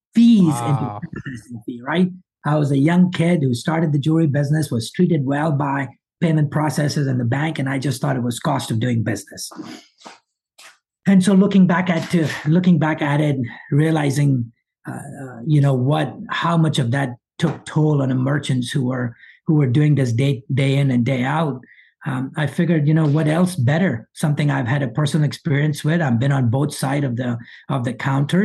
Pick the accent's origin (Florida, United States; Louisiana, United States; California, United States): Louisiana, United States; Monroe; English is a second language; I moved to this country at age of 12. Might not sound like it, but I grew up in Monroe, Louisiana